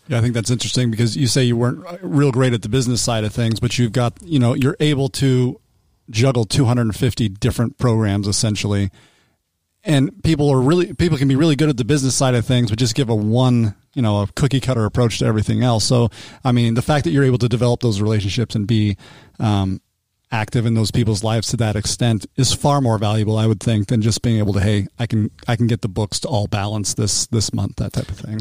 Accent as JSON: {"language": "English", "region": "Utah", "country": "United States", "tie": "born or raised there", "said": "I grew up in Utah, so the Salt Lake Bees was my team"}